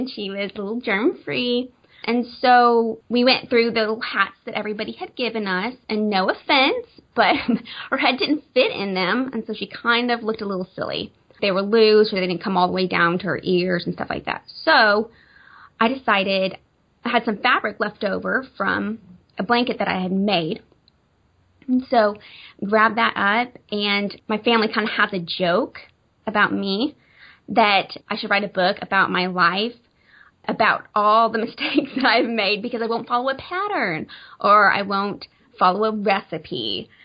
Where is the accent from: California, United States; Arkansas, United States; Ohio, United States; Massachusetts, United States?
Arkansas, United States; moved away as an adult; now in Branson, United States; we're originally from Arkansas, and just moved to Branson, Missouri, oh my goodness, in October.